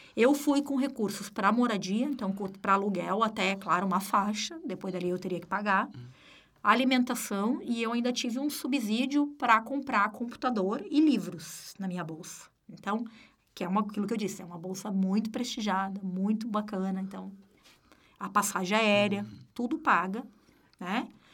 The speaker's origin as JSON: {"language": "Portuguese", "region": "Rio Grande do Sul", "country": "Brazil", "moved": "as an adult", "lives_now": "Florianópolis, Brazil", "said": "Eu sou gaúcha"}